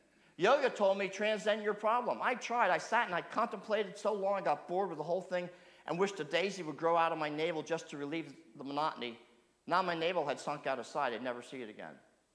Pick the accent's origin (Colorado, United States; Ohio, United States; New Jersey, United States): New Jersey, United States; boy growing up the country, I used to do a lot of exploring with my brother. And for those of you growing up in South Jersey, there's a lot of open land to explore.